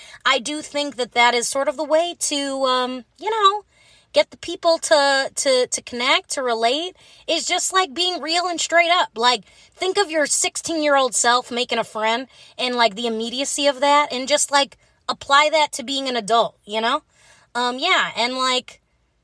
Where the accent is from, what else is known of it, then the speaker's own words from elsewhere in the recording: Midwest, United States; now in Los Angeles, United States; I'm from the Midwest.